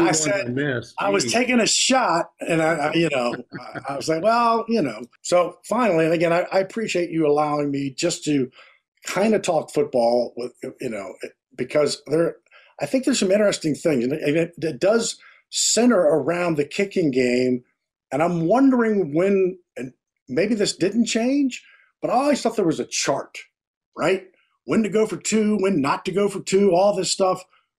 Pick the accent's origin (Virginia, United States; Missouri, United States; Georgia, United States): Virginia, United States; I mean, I know I'm from Virginia, right? You know, we didn't have that.